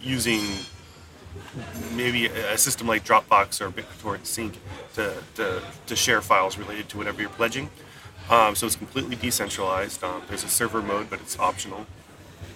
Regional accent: San Jose, California, United States; I'm from San Jose, California

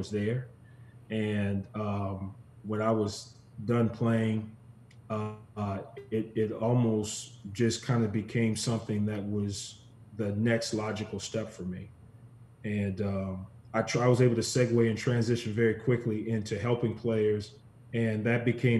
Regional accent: Shreveport, Louisiana, United States; also born or lived in Charlotte, North Carolina; now in Buffalo, United States; a 5-year-old child growing up in Shreveport, Louisiana

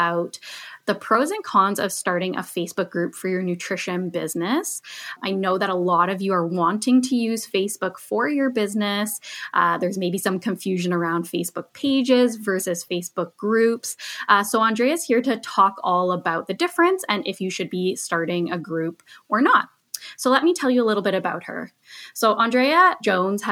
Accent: just outside of Toronto, Ontario, Canada; I grew up just outside of Toronto.

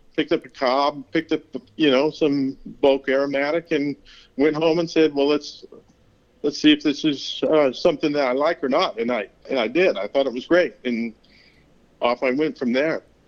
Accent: Pacific Northwest, between Seattle and Vancouver, Washington, United States; now in Texas, United States; I was actually grew up in the beautiful Pacific Northwest, uh, just a stone's throw from the Canadian border between, uh, you know, Seattle and Vancouver.

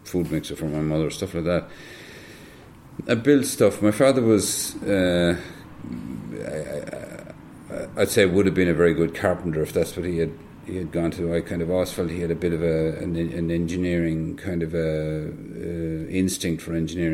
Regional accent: Templemore, Munster, Ireland; also born or lived in Dublin, Ireland; I was actually born in Dublin, but we moved to Templemore when I was quite young, three or that kind of a way

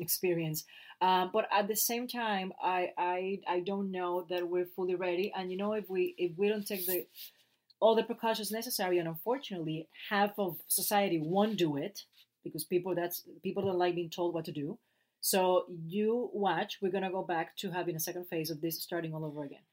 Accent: Puerto Rico; first language Spanish; English is a second language; moved away as an adult; now in United States; i love my accent and i love being puerto rican

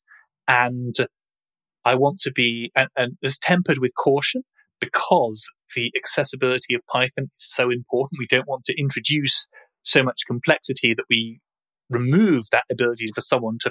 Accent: United Kingdom; accent: British; If you haven't guessed from my accent, we are based in the UK

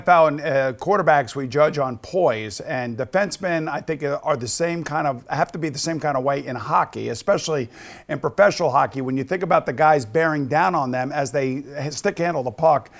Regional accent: Long Island, New York, United States; And of course, from where he's from, I am from Long Island.

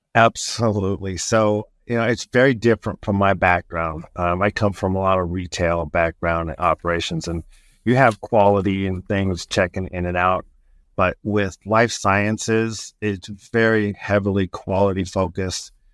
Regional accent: Southern California, United States; moved away as an adult; now in Indiana, United States; I was born and raised on the West Coast in, uh, Southern California

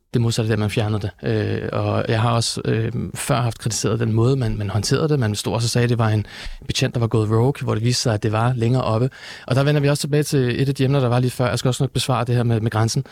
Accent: Denmark; de værdier, jeg er vokset op med her i Danmark.

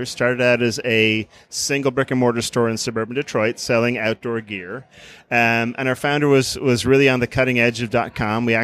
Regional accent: Farna, Ireland; in, in, Ireland, people tend to name their homes. Mm-hmm. So I lived in Farna.

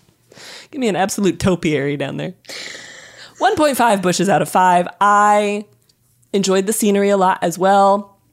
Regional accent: Colorado, United States; I've heard so many in museums growing up in Colorado.

